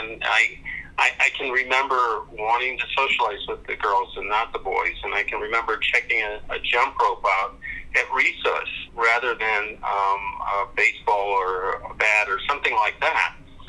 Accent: Reno, Nevada, United States; born there; also born or lived in Germany / Omaha; Well, I was born in Reno, Nevada. I was adopted. My father was a military officer. And I started school in Germany, but started grade school in Omaha, Nebraska in the 60s

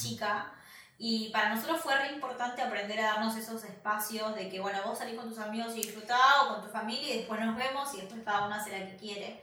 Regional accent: Argentina; moved away as an adult; now in Michigan, United States

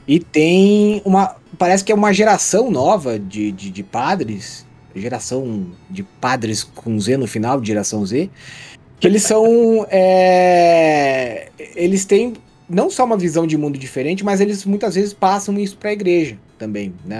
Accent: Santa Catarina, Brazil; eu nasci e moro em Santa Catarina até hoje

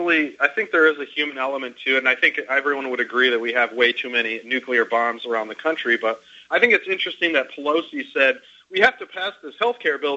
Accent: Grand Rapids, Michigan, United States; now in Tempe, United States; I live in Tempe, Arizona, and I grew up in Grand Rapids

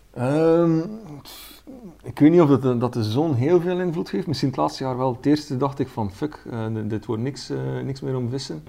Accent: Ostend, Flanders, Belgium; kom uit België, van de Belgische kust, Oostende

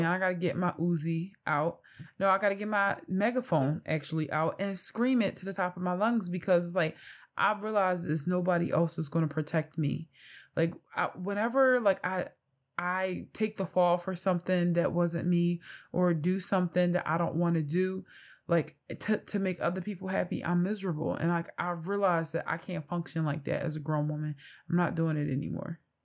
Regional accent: Philadelphia, Pennsylvania, United States; I am from North Philadelphia

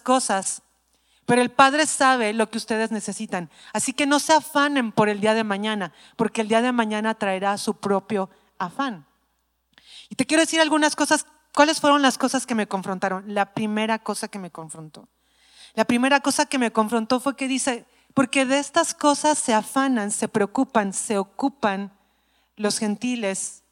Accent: Mexico City, Mexico; soy chilanga

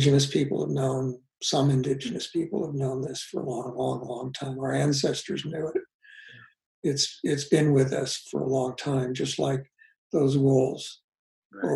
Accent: United States; I grew up in Kansas, Missouri

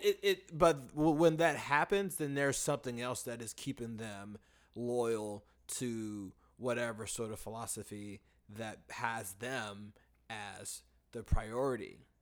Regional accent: United States; the issues that we face as American people in, in our education system

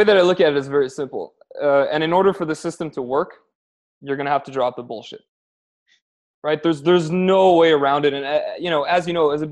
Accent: Canada; accent: Canadian; moved away as an adult; also born or lived in Spain / Amsterdam / Armenia; now in Poland; I'm Canadian, as you can probably tell from my accent

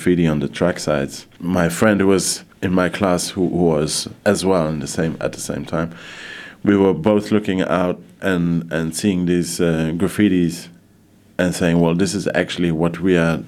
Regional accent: Luxembourg; also born or lived in London; my dad was working in Luxembourg, so my mum joined him here, so this is where I grew up

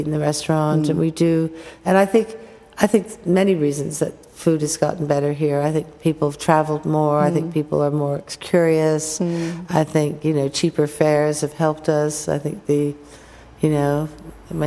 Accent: United States; as an American

